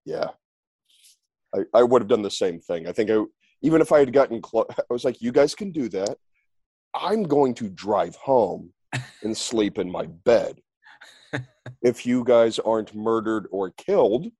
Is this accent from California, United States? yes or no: no; Oklahoma, United States; moved away; I'm from Oklahoma originally